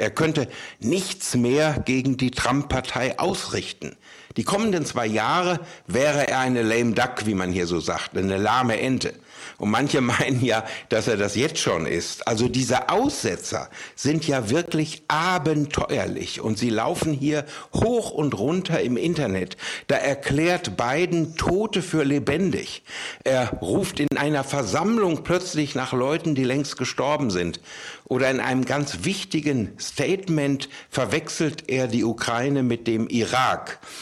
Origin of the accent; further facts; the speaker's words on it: Germany; now in San Francisco, United States; bei uns in Deutschland